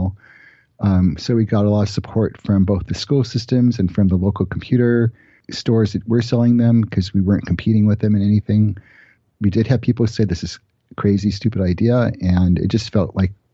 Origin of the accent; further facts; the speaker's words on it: Los Angeles, California, United States; I grew up in Los Angeles, and at the time, I guess I must have been 12 or 13. We lived in Studio City